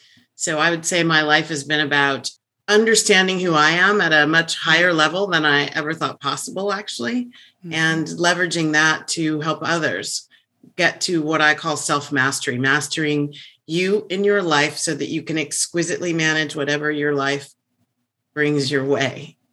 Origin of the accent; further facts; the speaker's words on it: Virginia, United States; I went to high school and undergrad in Virginia. So I'm from the East Coast.